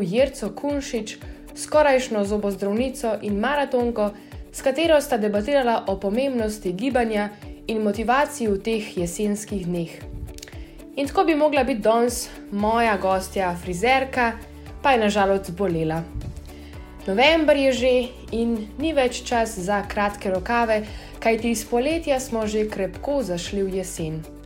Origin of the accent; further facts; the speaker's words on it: Slovenia; Slovenci smo narod čebelarjev